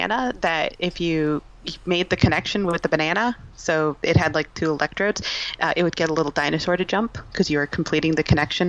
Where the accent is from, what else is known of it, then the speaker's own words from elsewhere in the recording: Minnesota, United States; I'm from Minnesota